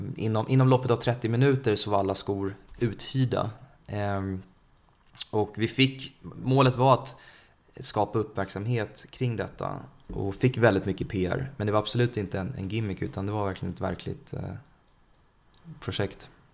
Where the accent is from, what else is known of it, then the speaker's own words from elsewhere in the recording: Sweden; also born or lived in India; Vi svenskar